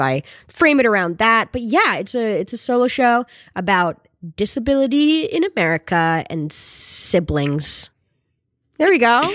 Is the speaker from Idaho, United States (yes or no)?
no; North Adams, Massachusetts, United States; there was a team when, from my hometown, it was called the Steeplecats